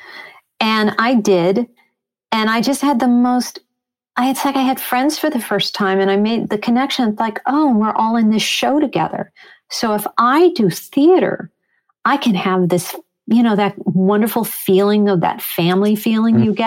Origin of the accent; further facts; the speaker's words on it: Chicago, Illinois, United States; also born or lived in Long Island, New York / Riverdale, New York; growing up in Chicago